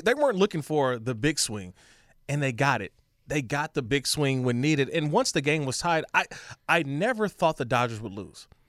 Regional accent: Bay Area, California, United States; now in Los Angeles, United States; I'm born and raised in the Bay Area

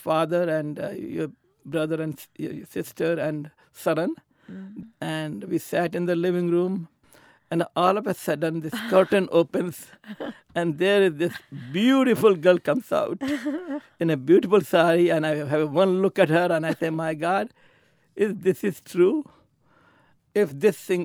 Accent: Kanpur, Uttar Pradesh, India; also born or lived in Jammu, Jammu and Kashmir; my father sent us to Kanpur to be brought up

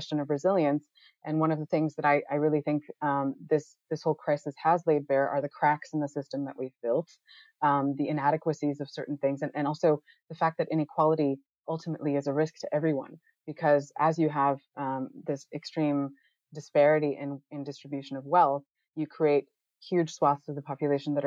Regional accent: United States; moved away as an adult; also born or lived in New York City; now in Amsterdam, Netherlands; I'm originally from the United States

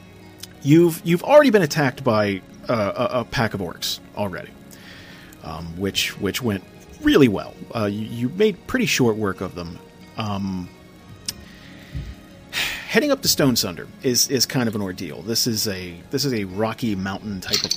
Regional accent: New Jersey, United States; I'm a schlub from Jersey

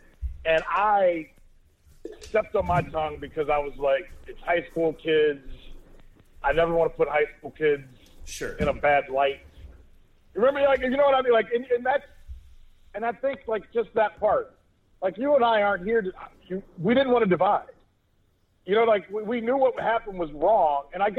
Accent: Texas, United States; I'm Texan.

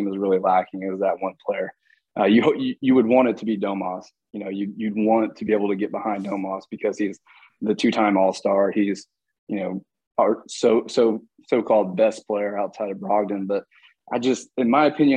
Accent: Terre Haute, Indiana, United States; I grew up in Terre Haute, so about 50 minutes outside of Indianapolis

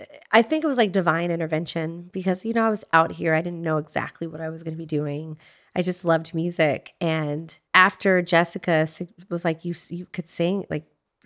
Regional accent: Texas, United States; Well, I grew up in Texas. I grew up listening to it.

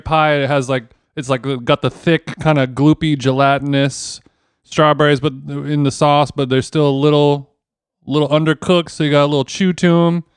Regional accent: Orange County, California, United States; moved away as an adult; now in Los Angeles, United States; I grew up in Orange County, but, uh, I, I'm, I've been in L A my whole adult life.

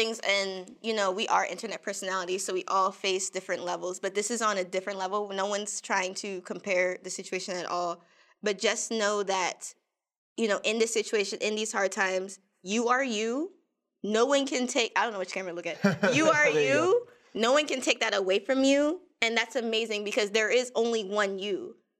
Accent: New York, United States; also born or lived in Maryland; I come from New York and Maryland, which are, at least in the areas I was in, very progressive.

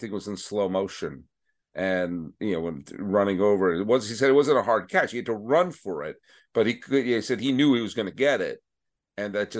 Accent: New England, United States; moved away; I grew up in New England during the late 70s and throughout the 80s before my family moved west

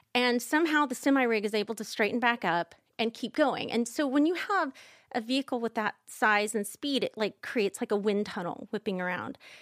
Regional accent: Kansas, United States; I'm from Kansas, like you are, Michael, and we, I'm not religious now, but growing up, I grew up in the Quaker Church

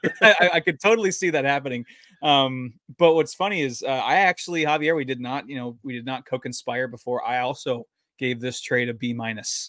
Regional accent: San Diego, California, United States; also born or lived in Utah; now in Washington, United States; my, my hometown Padres

